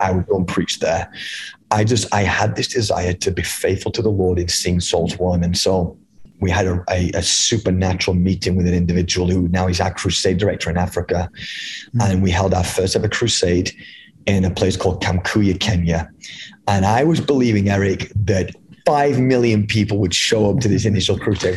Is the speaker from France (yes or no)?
no; England, United Kingdom; moved away as an adult; now in United States; I was born and raised in England, um, in the United Kingdom. I moved over here when I was 23 years old